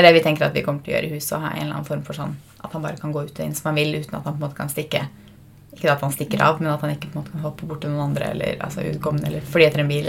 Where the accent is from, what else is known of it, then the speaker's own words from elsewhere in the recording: Fredrikstad, Østfold, Norway; now in Oslo, Norway; Nå var vi jo hjemme i Fredrikstad fra onsdag kveld til mandag kveld